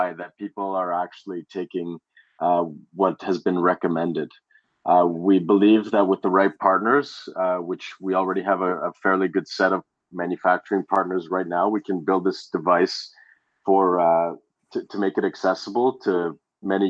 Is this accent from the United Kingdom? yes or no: no; Canada; Growing up in Canada, we don't get much sun during the winter